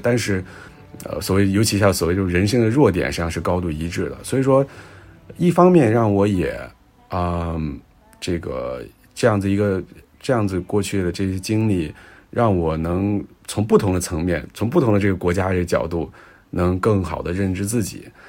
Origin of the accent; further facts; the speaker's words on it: China; 咱们国家